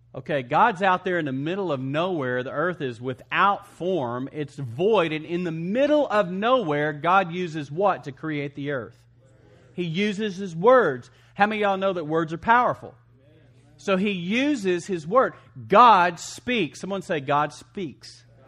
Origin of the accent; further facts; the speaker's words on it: West Texas, United States; I grew up in West Texas